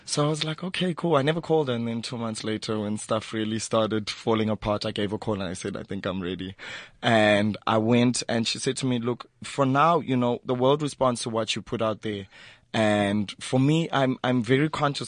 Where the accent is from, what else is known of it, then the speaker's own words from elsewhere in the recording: KwaZulu-Natal, South Africa; also born or lived in Eswatini; now in Johannesburg, South Africa; I was born in Joburg, but jo- then um, my dad was from Swaziland, so then we moved back there. But I, I grew up in KZN because yeah. that's where I went to school